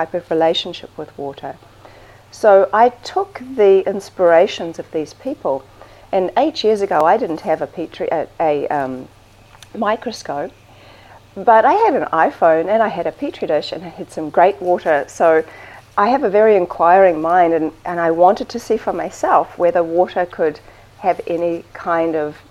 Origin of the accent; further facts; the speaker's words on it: New Zealand; Yeah, I'm from New Zealand.